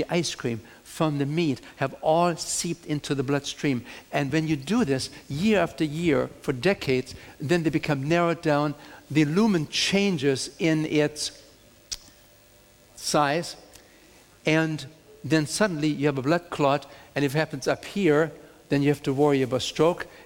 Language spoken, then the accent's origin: English; Germany; now in United States; I'm coming from Germany